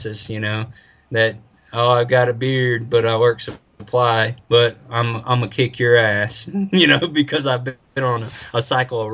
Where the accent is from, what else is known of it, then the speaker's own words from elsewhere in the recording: United States; I'm not European. I'm American.